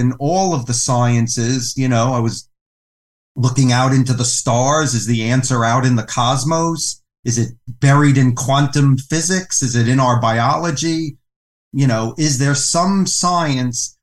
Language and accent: English; New York City, New York, United States; I was raised in New York City to a non-religious Jewish family.